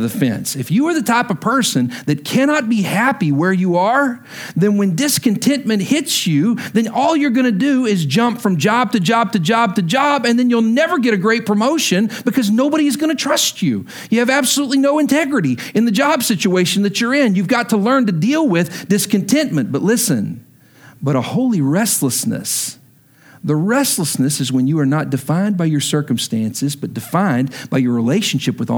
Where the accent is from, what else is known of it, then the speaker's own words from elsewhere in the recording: Lubbock, Texas, United States; moved away as an adult; also born or lived in Stillwater, Oklahoma / Wichita Falls, Texas; Lubbock was my hometown. It's where I grew up